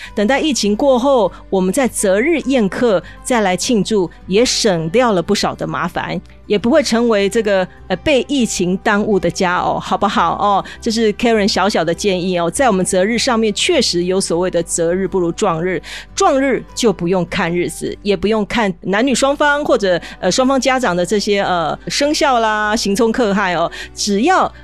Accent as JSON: {"language": "Chinese", "country": "Taiwan", "said": "我们台湾人"}